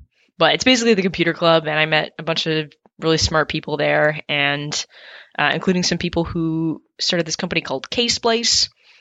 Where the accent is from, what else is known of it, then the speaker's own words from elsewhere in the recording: upstate New York, United States; also born or lived in Toronto, Canada; I was born in Toronto, but actually grew up in upstate New York